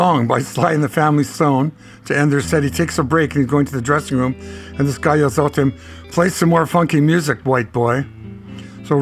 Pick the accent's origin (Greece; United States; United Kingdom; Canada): Canada; Winnipeg, Manitoba; I wasn't really into the blues growing up in Winnipeg. I was into jazz because I grew up in a jazz city